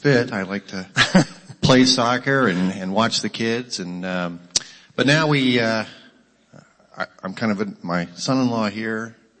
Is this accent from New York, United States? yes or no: no; Akron, Ohio, United States; moved away as an adult; now in Franklin, United States; I am about to be 54 years old. I grew up in the Akron area